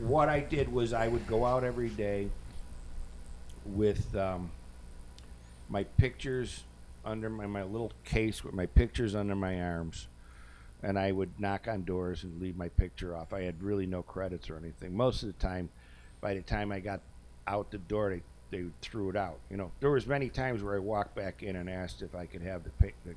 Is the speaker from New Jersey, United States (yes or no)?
no; Buffalo, New York, United States; I'm from Edgewood Avenue in Buffalo